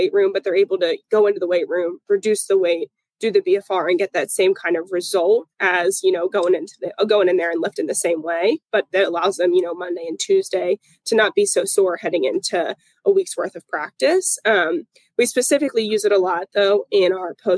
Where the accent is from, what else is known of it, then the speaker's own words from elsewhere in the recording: Pennsylvania, United States; moved away as an adult; also born or lived in Clemson, South Carolina / Buffalo, New York / Atlanta, Georgia; now in Jacksonville, United States; I'm originally from Pennsylvania.